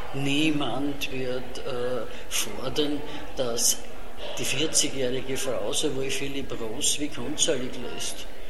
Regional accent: Vienna, Austria; accent: Viennese dialect (Hernals); first language Viennese German dialect; als Kind äh, konnte ich nur, äh, ich würde fast sagen, Herrn Alser Dialekt

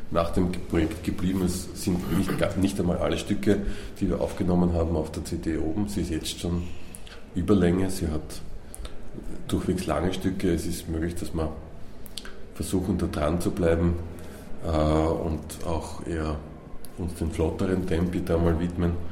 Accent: Vienna, Austria; born there; weil ich bin gebürtiger Wiener

